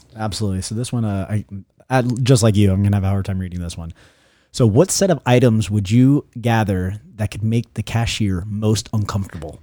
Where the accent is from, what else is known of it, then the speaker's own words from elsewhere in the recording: Newport News, Virginia, United States; moved away as an adult; now in Florida, United States; where I grew up in Newport News